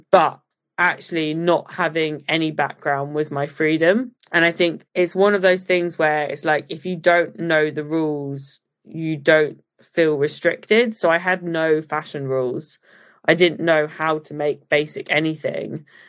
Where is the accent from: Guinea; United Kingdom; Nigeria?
United Kingdom; Leicester, East Midlands; born there; also born or lived in Oakham / Japan / Italy / Dubai; So I was born in Leicester, moved to Oakham, lived in Japan for 3 years, spent some time in Italy, Dubai. And I think when my dad finally stopped being captain, we moved to Cambridge